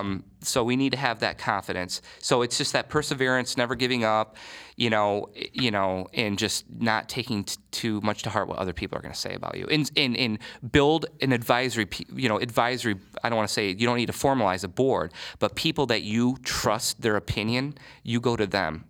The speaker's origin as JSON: {"language": "English", "region": "Michigan", "country": "United States", "moved": "as an adult", "lives_now": "Columbus, United States", "said": "I'm from Michigan, and when I was gonna go to school in Columbus"}